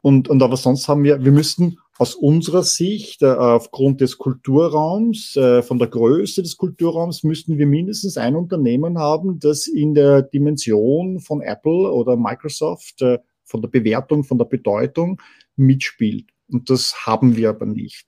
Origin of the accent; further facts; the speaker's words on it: Vienna, Austria; als Wiener